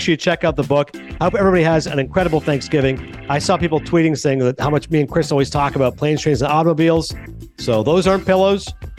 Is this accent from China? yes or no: no; Toronto, Ontario, Canada; the Toronto Star, my hometown paper.